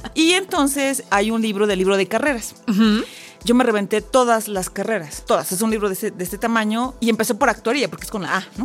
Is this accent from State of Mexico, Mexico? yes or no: yes; Ecatepec, State of Mexico, Mexico; Yo nací en Ecatepec